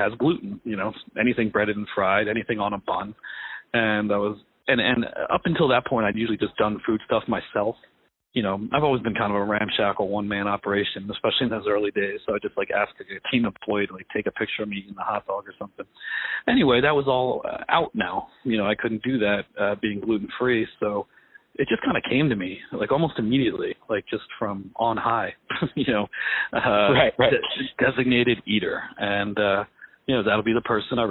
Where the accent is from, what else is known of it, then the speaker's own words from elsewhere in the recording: Pennsylvania, United States; also born or lived in New York City; I'm from New York City. I grew up in Pennsylvania.